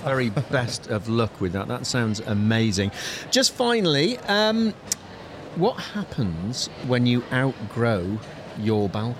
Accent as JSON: {"language": "English", "town": "Manchester", "region": "North West England", "country": "United Kingdom", "said": "I'm from Manchester"}